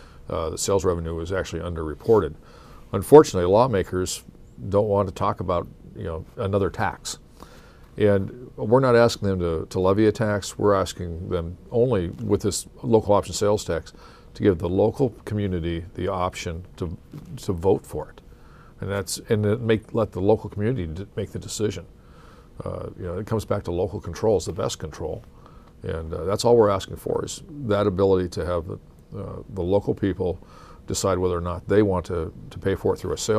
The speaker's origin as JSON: {"language": "English", "town": "Coeur d'Alene", "region": "Idaho", "country": "United States", "said": "I'm from Coeur d'Alene, we have a lot of visitors"}